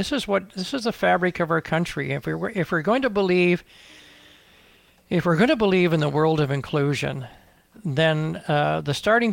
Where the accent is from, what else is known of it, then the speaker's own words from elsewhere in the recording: the Maritimes, Canada; because I'm from the Atlantic Maritimes